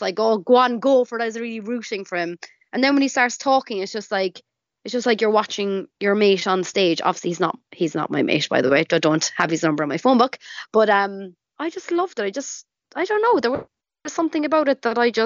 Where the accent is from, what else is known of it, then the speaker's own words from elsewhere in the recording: Cork, Munster, Ireland; growing up in Ireland